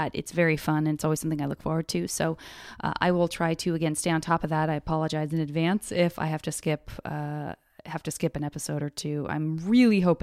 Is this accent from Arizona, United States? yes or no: yes; Arizona, United States; like me, being from Arizona